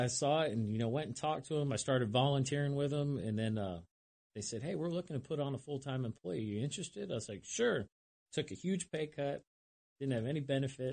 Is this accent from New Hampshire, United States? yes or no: yes; Lyme, New Hampshire, United States; moved away; I'm from New Hampshire originally, small little town called Lyme, New Hampshire.